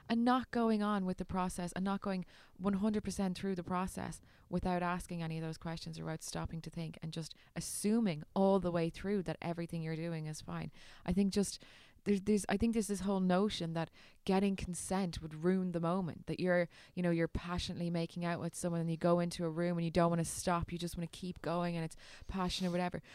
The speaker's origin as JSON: {"language": "English", "country": "Ireland", "said": "as an Irish"}